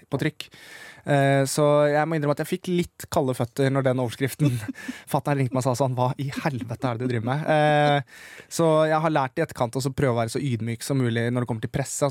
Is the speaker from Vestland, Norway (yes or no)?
no; Siggerud, Akershus, Norway; da var jeg jo hjemme på Sigrud